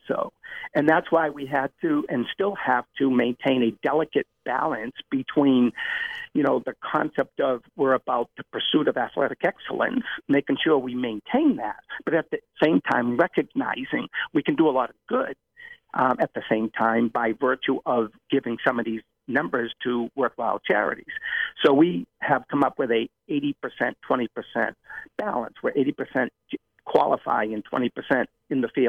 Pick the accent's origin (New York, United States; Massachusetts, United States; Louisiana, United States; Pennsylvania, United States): Massachusetts, United States; Medford; I opened up a running center in my hometown of Medford